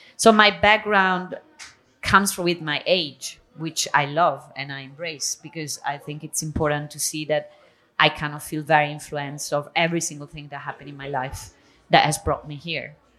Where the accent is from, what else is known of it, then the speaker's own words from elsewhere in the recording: Italy; moved away as an adult; also born or lived in Spain; now in Catalonia, Spain; I was born in Italy. I was raised in between Italy and Spain. I moved to Spain when I was uh, 18, so I live in Catalonia